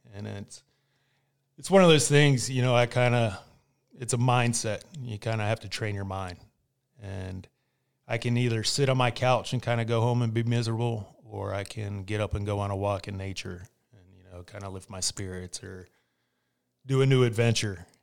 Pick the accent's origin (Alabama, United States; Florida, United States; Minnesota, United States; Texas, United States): Florida, United States; Winter Park; him and my mom moved down to, uh, Winter Park, and that's when I was born